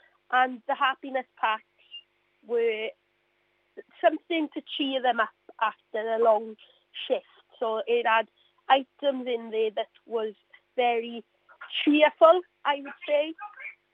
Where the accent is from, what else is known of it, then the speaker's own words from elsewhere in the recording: Mountain Ash, Wales, United Kingdom; I'm from the Mountain Ash area, yes. So a lot of my family members live here